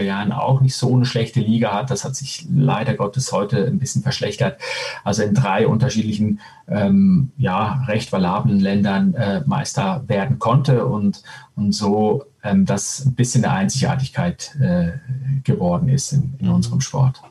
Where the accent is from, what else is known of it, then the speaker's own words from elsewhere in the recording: Switzerland; moved away as an adult; also born or lived in Spain; geborener äh, Spanier, aufgewachsen in der Schweiz mit italienischen Nachbarn